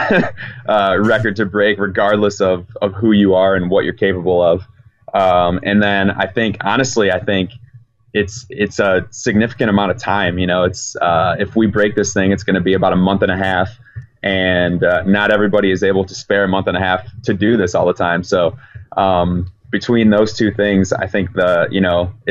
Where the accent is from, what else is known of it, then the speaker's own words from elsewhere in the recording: Chicago, Illinois, United States; I'm from Chicago, so I know what Chicago winters can be like